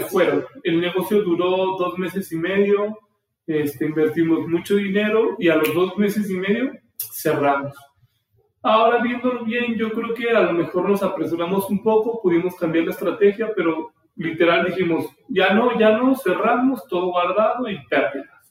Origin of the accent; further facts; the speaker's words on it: Aguascalientes, Mexico; soy de Aguascalientes, nací aquí